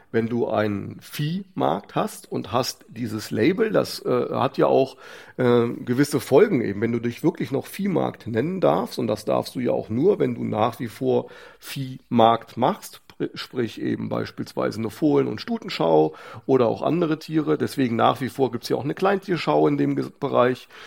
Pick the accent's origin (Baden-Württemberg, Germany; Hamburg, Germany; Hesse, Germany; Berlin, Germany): Hesse, Germany; Hofgeismar; weil mir Hofgeismar am Herzen liegt, weil ich Hofgeismar einfach liebe, ist meine Heimat